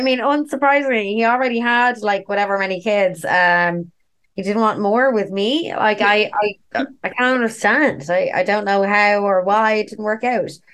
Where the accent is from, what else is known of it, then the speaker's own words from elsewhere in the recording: Dublin, Leinster, Ireland; I'm a dub. I'm like basically born and raised in Dublin.